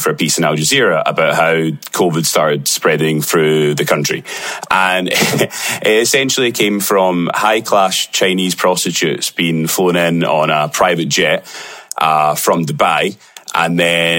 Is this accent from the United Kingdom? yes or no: yes; Glasgow, Scotland, United Kingdom; accent: Glaswegian; in my Glaswegian accent